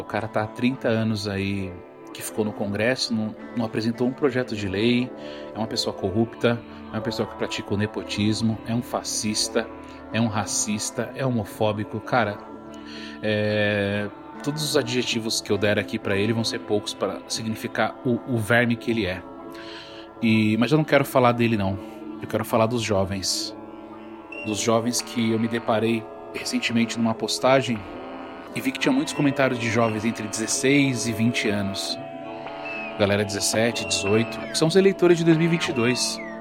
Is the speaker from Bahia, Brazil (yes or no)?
no; São Paulo, Brazil; Eu sou da Brasilândia, sou na norte de São Paulo. Cara, na minha infância não tinha nada